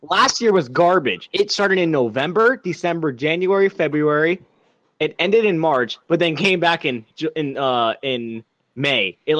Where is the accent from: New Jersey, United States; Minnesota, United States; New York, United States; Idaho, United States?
Idaho, United States; I'm from Idaho